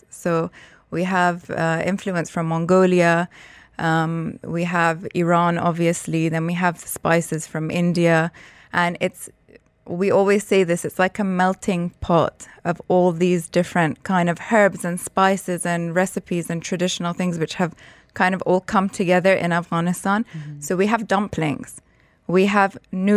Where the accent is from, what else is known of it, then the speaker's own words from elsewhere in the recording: London, United Kingdom; I grew up in London and my entire family was living in London